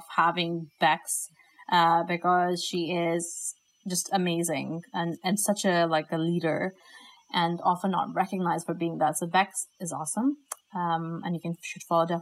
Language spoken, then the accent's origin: English; Pakistan; moved away; my home country of Pakistan